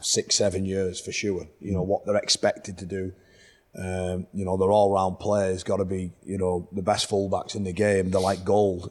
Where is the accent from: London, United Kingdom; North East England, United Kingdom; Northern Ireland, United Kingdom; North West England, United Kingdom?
North West England, United Kingdom; Whitehaven; Whitehaven, my hometown club